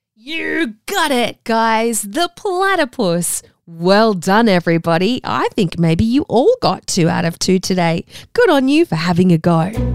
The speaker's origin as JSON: {"language": "English", "country": "Australia", "tie": "born or raised there", "accent": "Australian", "said": "I have an Australian accent. Because I grew up here in Australia"}